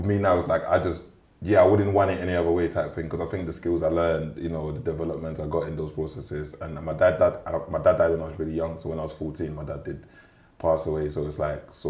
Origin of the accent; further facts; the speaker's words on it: London, United Kingdom; also born or lived in Cameroon; I'm from Lewisham.